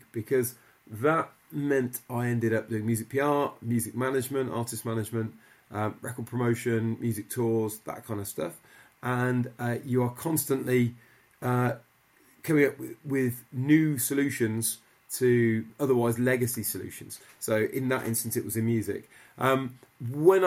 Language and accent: English; Midlands, United Kingdom; I grew up in the Midlands